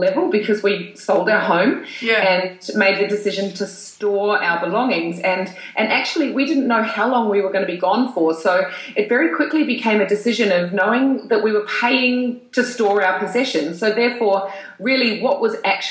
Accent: New Zealand; also born or lived in Europe; now in Sydney, Australia; I'm from New Zealand

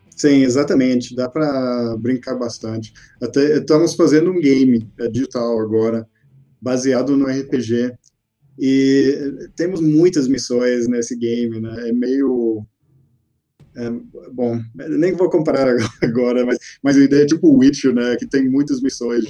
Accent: Texas, United States; Portuguese is a second language; moved away as an adult; also born or lived in Porto Alegre, Brazil; now in Brazil; nasci no Texas. Eu, eu, morei lá, me formei, estudei na, até na faculdade.

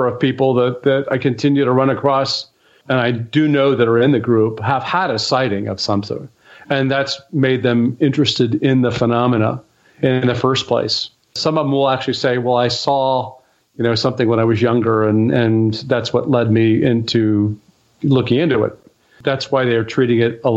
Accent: Dayton, Ohio, United States; growing up in Dayton, I learned that it was just up the road, that Project Blue Book was just up the road at Wright Pat

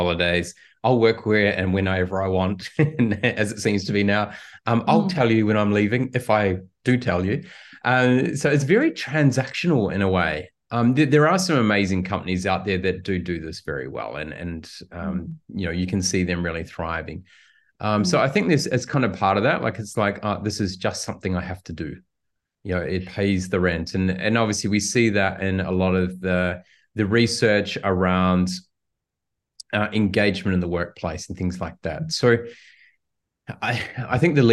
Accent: New Zealand; I come from New Zealand

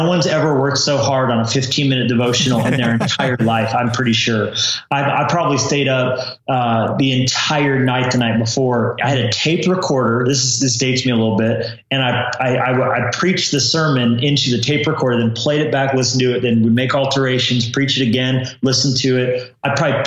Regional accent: Colorado, United States; also born or lived in New Mexico / California; now in Montana, United States; I grew up in Colorado originally

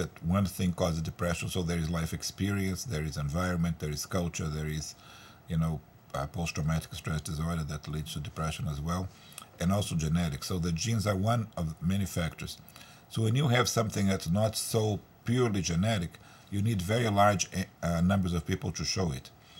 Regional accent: Brazil; now in United States; I'm originally from Brazil

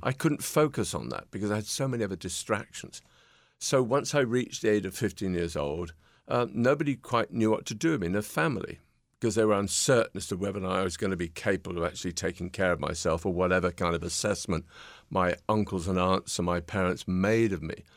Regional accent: Peterborough, East of England, United Kingdom; standing in my front window in my hometown in Peterborough, England

